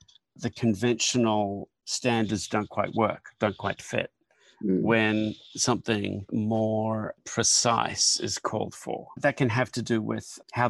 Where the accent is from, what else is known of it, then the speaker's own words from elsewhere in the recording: Brisbane, Queensland, Australia; moved away; I came from Queensland, Brisbane, and we lived in a Queenslander